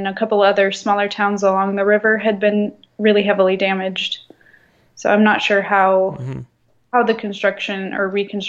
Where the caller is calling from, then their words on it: France; Yeah, I'm calling from France.